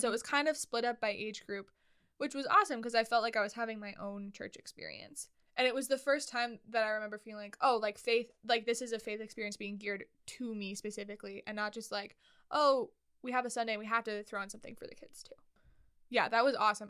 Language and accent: English; Twin Cities, Minnesota, United States; also born or lived in Red Lodge, Montana; we moved from Montana to the Twin Cities in Minnesota, the Minneapolis St. Paul area